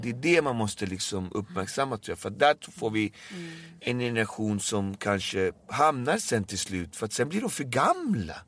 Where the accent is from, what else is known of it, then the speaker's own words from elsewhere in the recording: Alby, Stockholm County, Sweden; jag är uppväxt i Albyvis. Jag är uppväxt i ett område med eh, multikulturell kultur men mm. jag är ju född här i Sverige.